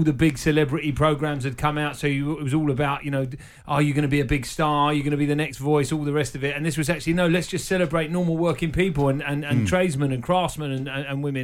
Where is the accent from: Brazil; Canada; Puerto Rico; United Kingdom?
United Kingdom; London; I was brought up in Fulham, so Fulham's my team